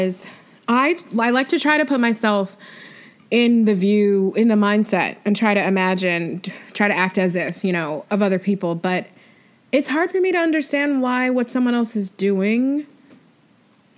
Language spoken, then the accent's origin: English; New York, United States; me being from New York State, but then like being a New Yorker for like 10 years